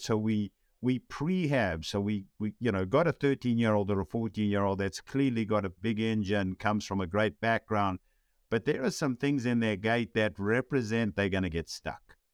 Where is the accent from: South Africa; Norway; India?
South Africa; growing up in South Africa